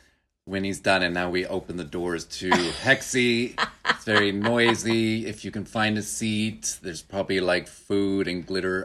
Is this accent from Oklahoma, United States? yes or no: yes; Oklahoma, United States; accent: California; also born or lived in Southern California; now in Hanoi, Vietnam; but I moved to Oklahoma when I was 5. So I barely remember much of California, except for I probably retain more of the accent than my sister.